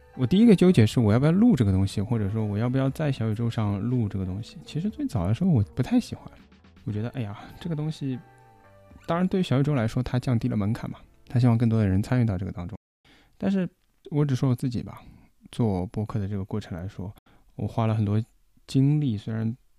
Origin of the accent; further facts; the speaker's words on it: Shanghai, China; 我们上海话说不好？包括我自己其实上海话也说不好